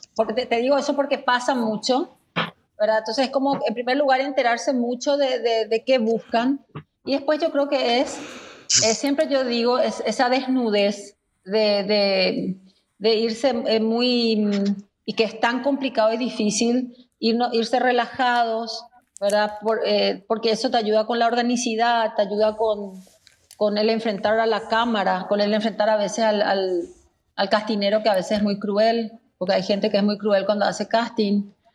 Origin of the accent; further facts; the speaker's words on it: Paraguay; somos los paraguayos